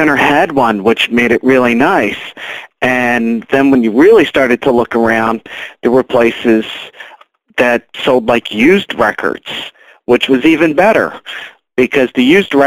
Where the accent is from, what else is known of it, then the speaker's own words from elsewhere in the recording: Baltimore, Maryland, United States; grew up in Baltimore, always lived in Baltimore